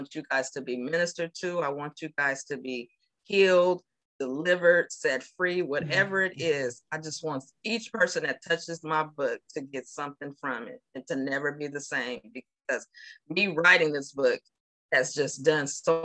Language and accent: English; California, United States; moved away as an adult; now in Georgia, United States; I'm from California, as we talked about, and I recently moved to Georgia